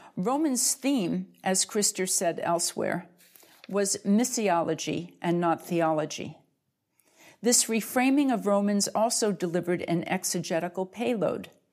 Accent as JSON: {"language": "English", "country": "United States", "said": "I'm part of the Scandinavian diaspora, um, in North America. Uh, but since I am American"}